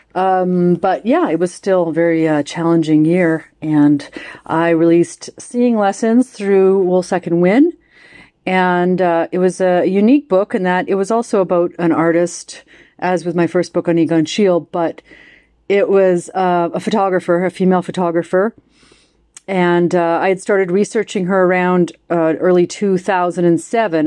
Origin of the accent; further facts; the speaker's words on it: Canada; as a Canadian because our country is, of course, so huge.